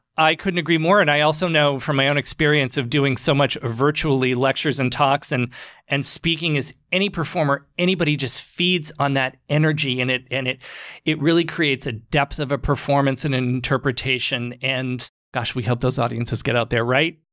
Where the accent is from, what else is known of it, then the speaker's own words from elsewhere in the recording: Maine, United States; we are from Maine.